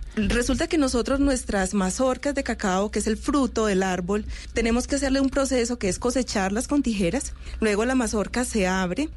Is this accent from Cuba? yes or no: no; Colombia; los colombianos eh, consumimos chocolate en taza